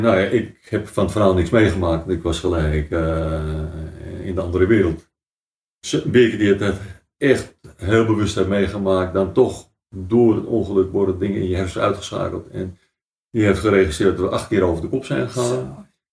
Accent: Amstelveen, North Holland, Netherlands; we zijn eigenlijk groot geworden in het oude gedeelte van Amstelveen

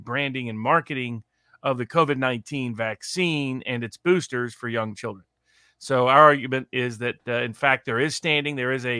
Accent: Chattanooga, Tennessee, United States; moved away; Was in Chattanooga, Tennessee, my hometown.

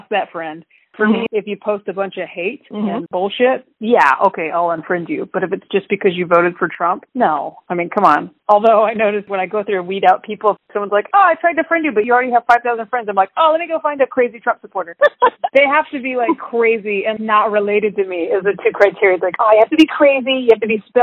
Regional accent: Texas, United States; now in California, United States; I live in California, but I grew up in Texas

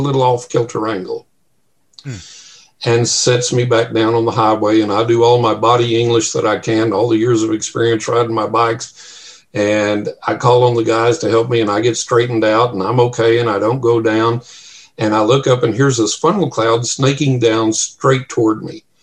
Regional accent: West Texas, United States; growing up in West Texas

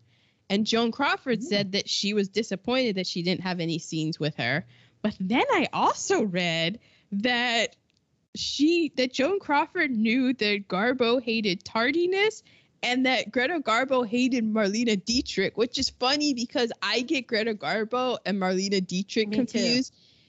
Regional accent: Germany; born there; I was born in Germany. I can't really speak German, but I have this thing where I cannot do a German accent, nor can I pick out a German accent.

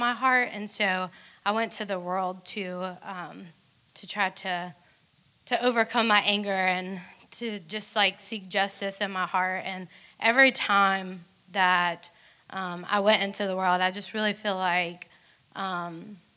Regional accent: Atlanta, Georgia, United States; I'm from Atlanta

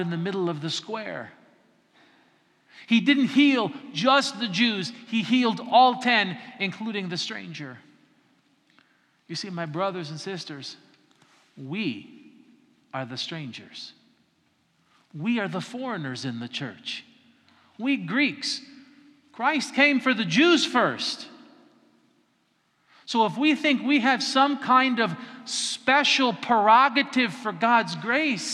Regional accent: the mountains of Colorado, United States; now in Florida, United States; I'm not from Kalymnos, I'm not even from Florida, I'm from the mountains of Colorado

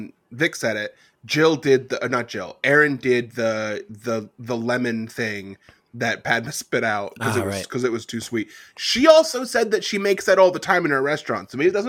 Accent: Virginia, United States; moved away; when I was living in my hometown of Shinkatagon, Virginia

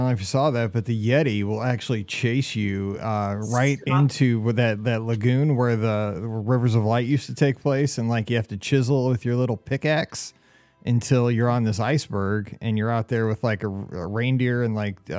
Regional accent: Missouri, United States; I'm from Missouri. We see horses all the time.

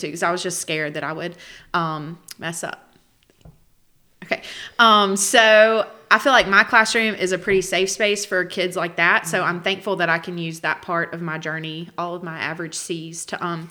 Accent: Hattiesburg, Mississippi, United States; I was born in Hattiesburg

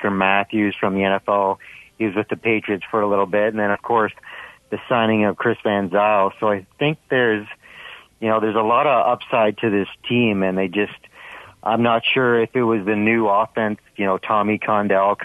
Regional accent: Port Elgin, Ontario, Canada; now in Edmonton, Canada; I grew up in Port Elgin, Ontario, which is about a 2.5 hour drive from Hamilton

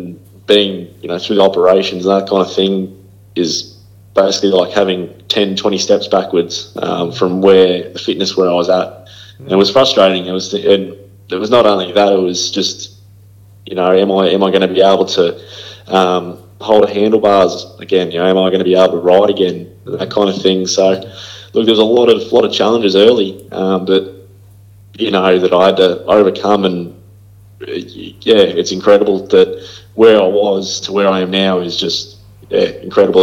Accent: Shepparton, Victoria, Australia; I was from Shepparton, middle Victoria

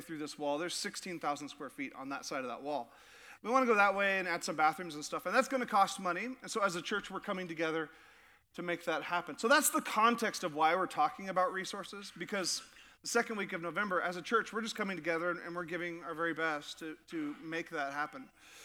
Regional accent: Sitka, Alaska, United States; I grew up in Sitka, Alaska, and I was about 9 years old

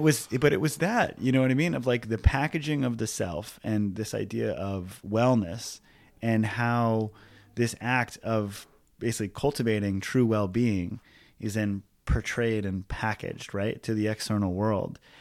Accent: Hawaii, United States; growing up in Hawaii as, like, a middle class white kid.

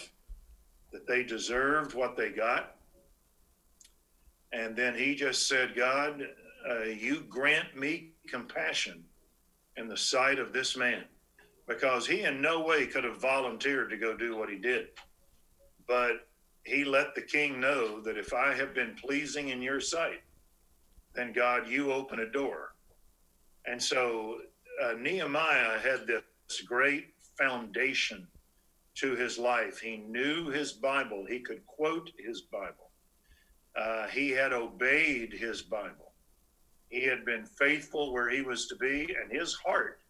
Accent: Waco, Texas, United States; I'm from Waco, Texas, and came to school to North Texas

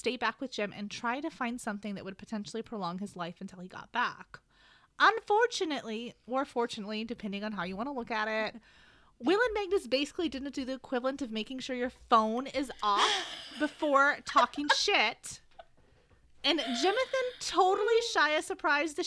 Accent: United States; I'm American

